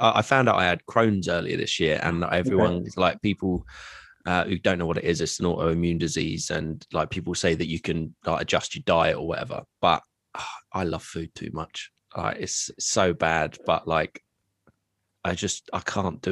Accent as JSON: {"language": "English", "area": "Bedfordshire", "region": "East of England", "country": "United Kingdom", "also_born_or_lived": "Luton", "said": "I come from Bedfordshire. I live in Luton."}